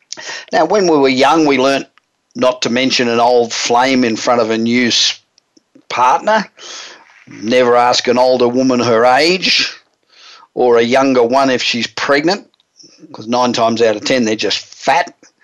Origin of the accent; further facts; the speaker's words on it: Los Angeles, California, United States; today we're broadcasting from my hometown of Los Angeles.